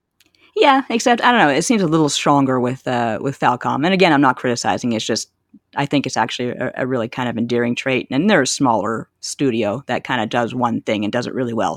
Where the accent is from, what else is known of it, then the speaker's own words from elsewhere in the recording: Canada; growing up in Canada